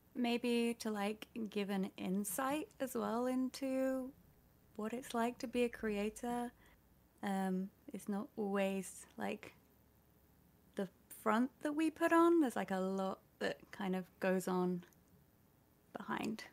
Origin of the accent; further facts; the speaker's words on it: United Kingdom; I'm British